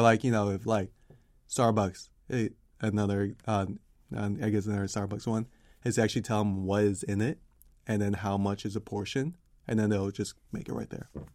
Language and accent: English; Washington, District of Columbia, United States; D C.